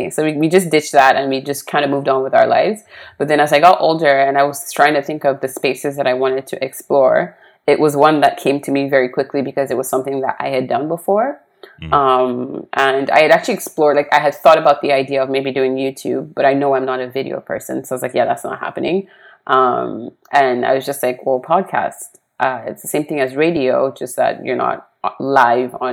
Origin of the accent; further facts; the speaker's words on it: Nigeria; also born or lived in Poland / Switzerland; I was born in Poland. We moved to Nigeria for a few years. We moved to Switzerland for about six years. And then I think when I moved back to uh, Nigeria, I was about 10 years old.